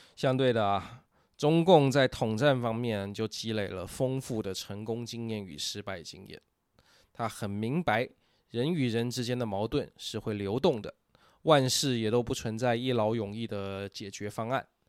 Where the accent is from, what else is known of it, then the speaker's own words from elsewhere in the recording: Taiwan; 我们台湾人